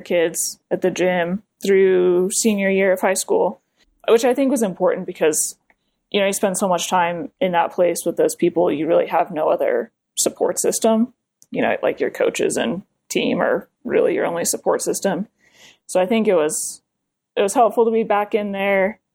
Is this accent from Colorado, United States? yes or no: yes; Colorado, United States; moved away as an adult; also born or lived in New Jersey; I grew up in Colorado